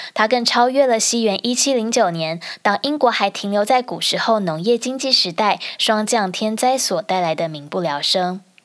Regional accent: Taiwan; now in United Kingdom; 因为我在台湾长大

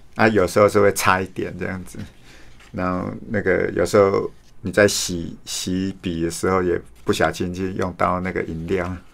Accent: Su'ao, Yilan County, Taiwan; 我家乡是苏澳

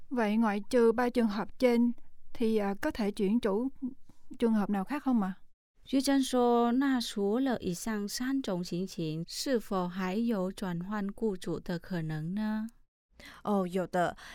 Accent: Vietnam; now in Taiwan; mình đến từ Việt Nam，

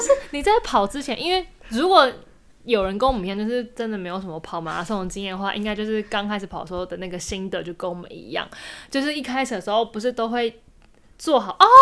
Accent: Taiwan; 跟我们台湾人不一样

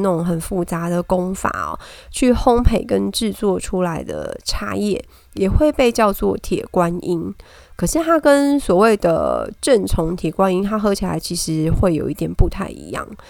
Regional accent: Taipei, Taiwan; 台北小孩下来讲台语真的还蛮搞笑的

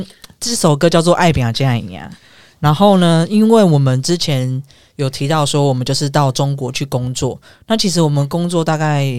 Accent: Taiwan; moved away as an adult; also born or lived in Huizhou, Guangdong / Panyu, Guangzhou; 那时候我们算是台湾人嘛

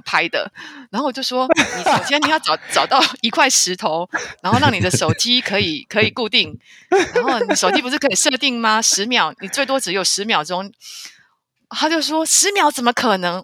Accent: Taiwan; 我是台湾来的，我自己一个人来旅行

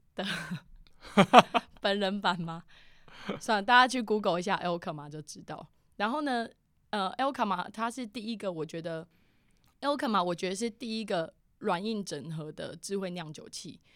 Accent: Keelung, Taiwan; 我老家基隆那边

